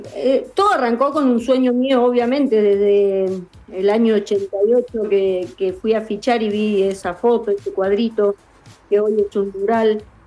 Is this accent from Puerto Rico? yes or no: no; Corrientes, Argentina; soy correntina